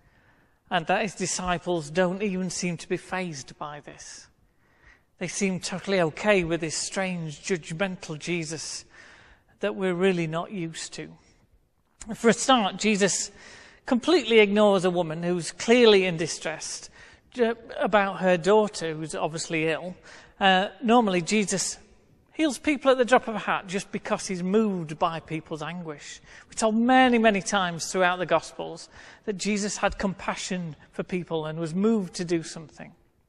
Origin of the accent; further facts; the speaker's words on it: United Kingdom; We Brits